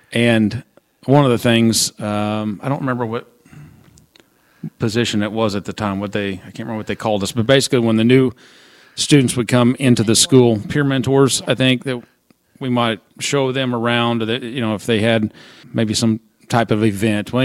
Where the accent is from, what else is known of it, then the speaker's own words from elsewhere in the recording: Southern Illinois, United States; I was from Southern Illinois